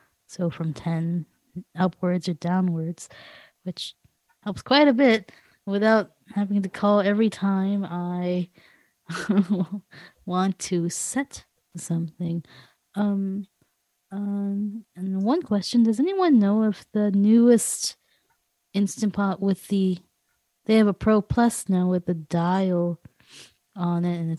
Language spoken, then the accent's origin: English; Los Angeles, California, United States; from Los Angeles, California.